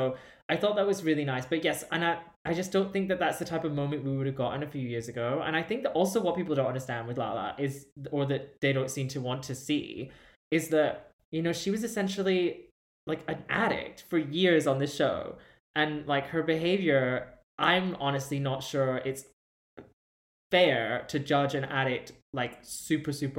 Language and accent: English; United Kingdom; as a British person